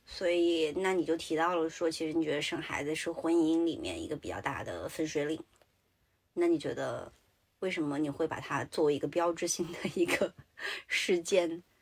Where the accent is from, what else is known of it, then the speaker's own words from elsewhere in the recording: Sichuan, China; 我是四川人